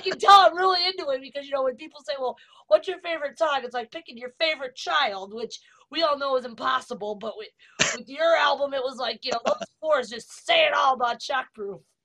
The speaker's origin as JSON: {"language": "English", "country": "Italy", "moved": "yes", "said": "my home country italy"}